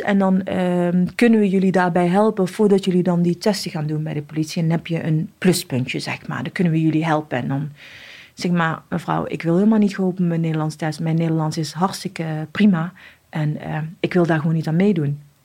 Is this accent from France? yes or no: no; Morocco; also born or lived in Casablanca; now in Netherlands; ik ben opgegroeid in Marokko. opgevoed door mijn oma en tantes en ooms van mijn vader